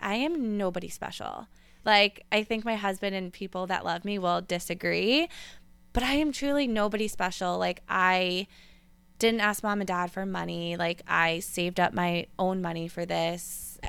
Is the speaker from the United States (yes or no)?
yes; Westchester, New York, United States; moved away; I grew up in Westchester, New York